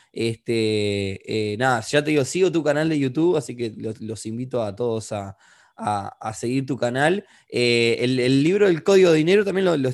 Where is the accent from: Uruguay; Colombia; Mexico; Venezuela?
Uruguay; tú sos peruano, nosotros somos de Uruguay, estamos en una situación más o menos parecida, países que no son desarrollados del todo todavía